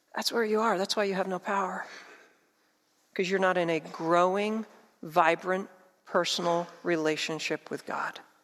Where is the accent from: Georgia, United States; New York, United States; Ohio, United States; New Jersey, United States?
New Jersey, United States; I grew up in South Jersey.